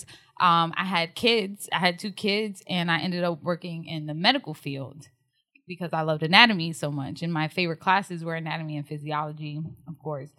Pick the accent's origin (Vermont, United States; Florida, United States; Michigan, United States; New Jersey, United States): New Jersey, United States; Newark; accent: Jersey; moved away as an adult; now in Texas, United States; I'm from New Jersey, if you can't tell by my Jersey accent